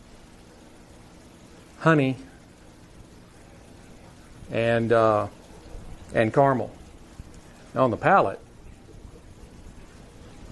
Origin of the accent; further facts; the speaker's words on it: Texas, United States; here in my home state of Texas